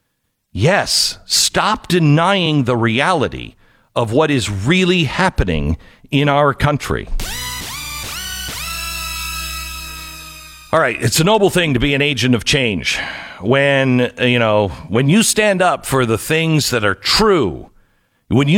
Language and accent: English; Seattle, Washington, United States; moved away; I grew up in the Seattle area.